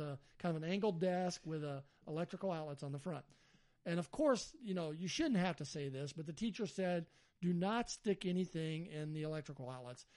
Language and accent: English; Alabama, United States; I'm from Alabama